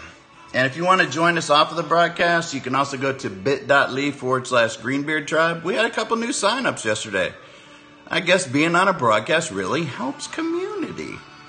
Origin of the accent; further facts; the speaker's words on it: Clearwater, Florida, United States; I'm from Clearwater, Florida.